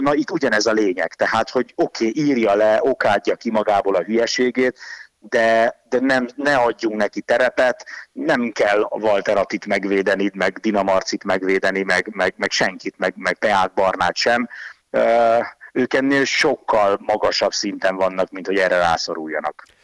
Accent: Hungary; franciai, meg magyar vagyok

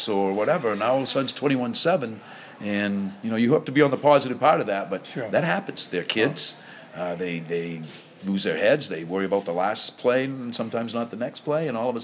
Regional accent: Auburn, Maine, United States; I'm from Auburn

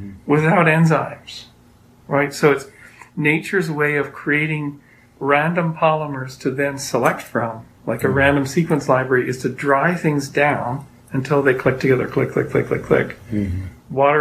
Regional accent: Canada; moved away as an adult; now in United States; I'm Canadian

